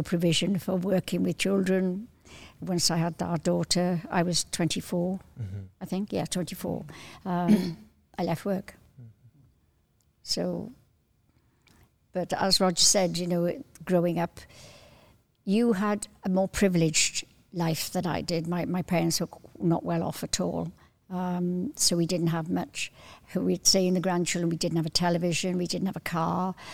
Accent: Cardiff, Wales, United Kingdom; I was seven when I moved to Cardiff from the Valleys.

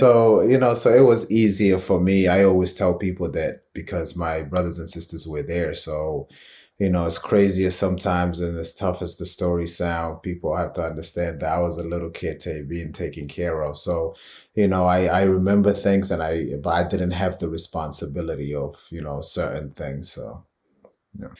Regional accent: London, United Kingdom; moved away; Brixton 'cause it's such a big part of my, um, just childhood and upbringing.

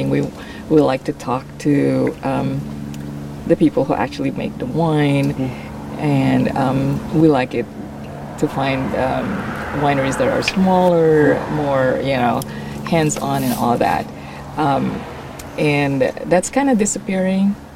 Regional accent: Oregon, United States; And I'm from Oregon.

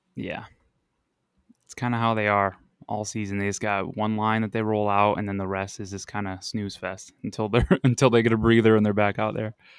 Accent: Buffalo, New York, United States; moved away as an adult; now in Arizona, United States; I'm originally from Buffalo

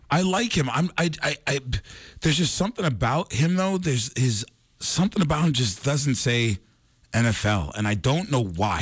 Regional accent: New York, United States; my home state of New York.

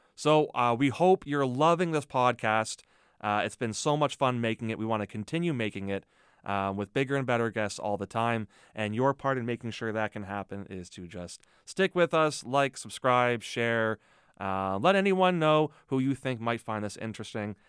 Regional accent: Mississauga, Ontario, Canada; moved away as an adult; also born or lived in Hamilton / Toronto; now in Thunder Bay, Canada; I grew up near Port Credit

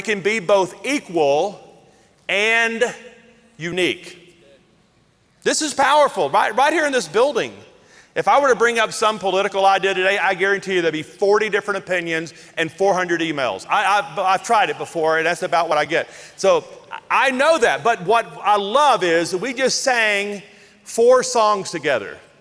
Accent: the South, United States; I grew up in the South where there were black restrooms and white restrooms.

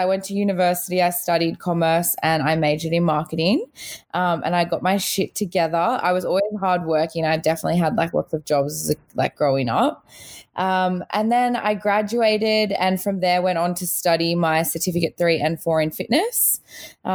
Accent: Australia; also born or lived in South Africa; I was born in South Africa. I immigrated to Australia with my family when I was little.

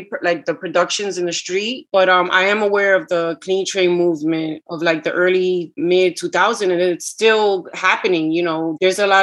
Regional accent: New York, United States; first language Spanish; also born or lived in Puerto Rico; the street that I grew up on in Washington Heights

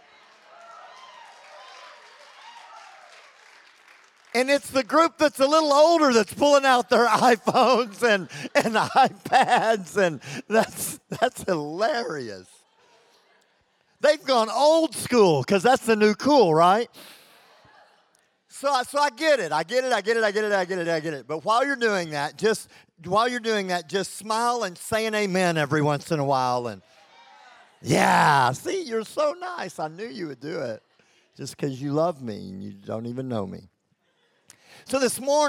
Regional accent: Texas, United States; accent: Texan; also born or lived in Lincoln, England; I'm from Texas, and I'm loud, and I'm over the top, and I did live in England for 2 years

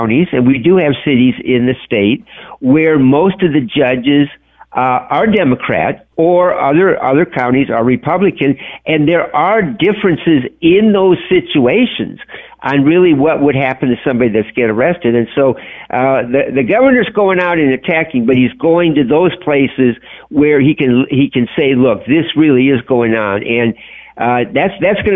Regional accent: Illinois, United States; moved away; I'm originally from Illinois

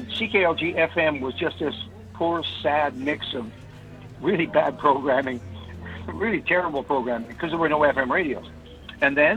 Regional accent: North Vancouver, British Columbia, Canada; also born or lived in Kamloops, British Columbia / Red Deer, Alberta; I grew up in North Vancouver

